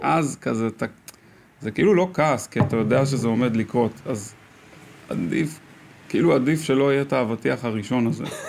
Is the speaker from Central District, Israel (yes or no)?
yes; Karmei Yosef, Central District, Israel; also born or lived in South Africa; גדלתי בכרמי יוסף